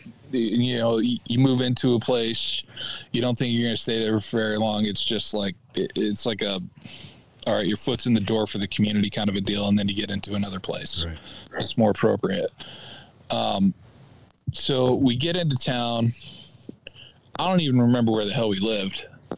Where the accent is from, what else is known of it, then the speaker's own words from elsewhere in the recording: Missouri, United States; We moved out to Oregon from Missouri.